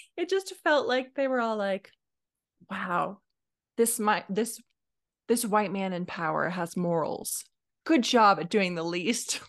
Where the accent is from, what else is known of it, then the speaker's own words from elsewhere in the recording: Alaska, United States; now in Oregon, United States; I grew up in Alaska.